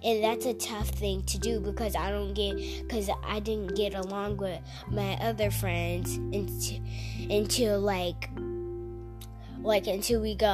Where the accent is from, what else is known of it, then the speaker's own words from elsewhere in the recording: Texas, United States; I'm from Texas